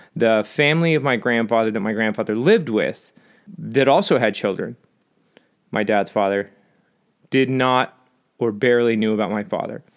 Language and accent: English; Southern California, United States; I'm from Southern California